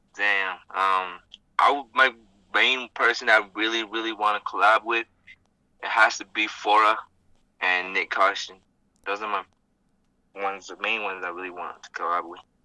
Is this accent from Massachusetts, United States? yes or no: no; Gallup, New Mexico, United States; I'm from Gallup.